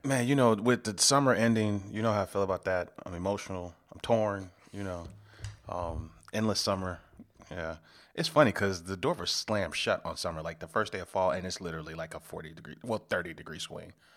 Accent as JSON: {"language": "English", "area": "South Suburbs of Chicago", "region": "Illinois", "country": "United States", "lives_now": "Chicago, United States", "said": "I'm from the South Burbs, so I was out there, um, near Orland Park."}